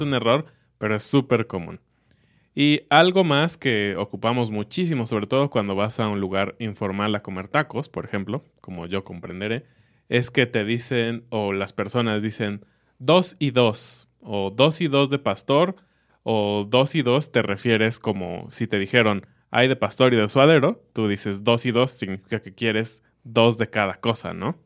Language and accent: Spanish; Mexico; como mexicano